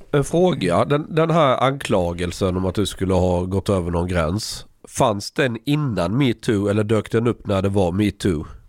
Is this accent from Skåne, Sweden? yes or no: yes; Skåne, Sweden; moved away; jag växte upp i Skåne